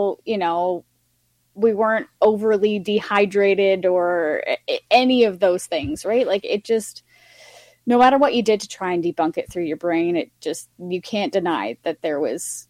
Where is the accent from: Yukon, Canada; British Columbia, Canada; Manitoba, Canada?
Yukon, Canada; I grew up in the Yukon where, you know, the huge population is First Nations. My hometown is very heavily First Nations based.